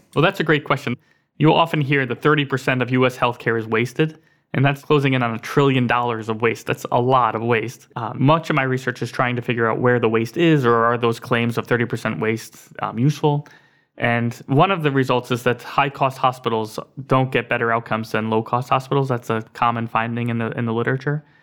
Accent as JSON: {"language": "English", "town": "Scranton", "region": "Pennsylvania", "country": "United States", "tie": "born or raised there", "said": "Scranton, Pennsylvania, which is my hometown"}